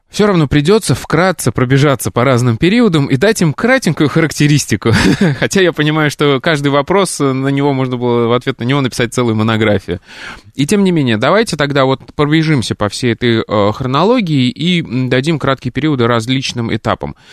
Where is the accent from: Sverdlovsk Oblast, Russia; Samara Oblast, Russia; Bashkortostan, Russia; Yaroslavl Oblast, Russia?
Samara Oblast, Russia; Samara; now in Moscow, Russia; Тема актуальная для меня, как для коренного, в кавычках, москвича с 13-летним стажем, приехавшим сюда из Самары.